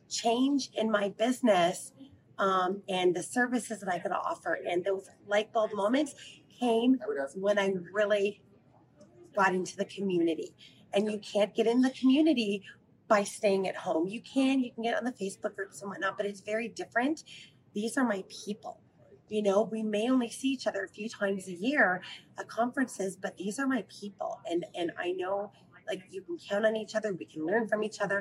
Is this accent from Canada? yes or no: yes; Canada; we're from Canada.